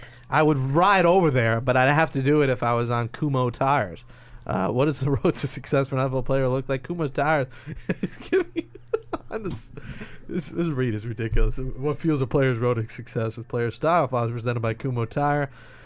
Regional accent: Queens, New York, United States; So I'll say I'm from Queens, even though some people consider Little Neck Long Island, which makes me mad.

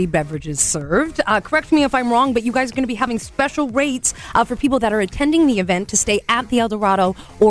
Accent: Vernon, British Columbia, Canada; as a child, I grew up in Vernon

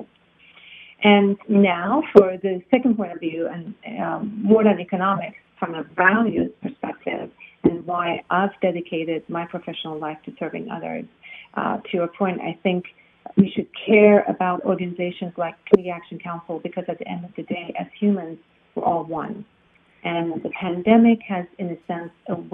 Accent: Iran; now in United States; I'm originally from Iran. So I migrated to the United States because of the revolution in Iran

